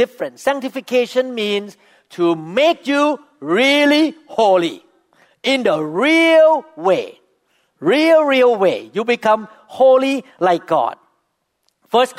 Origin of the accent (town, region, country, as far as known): Thailand; first language Thai; English is a second language; now in United States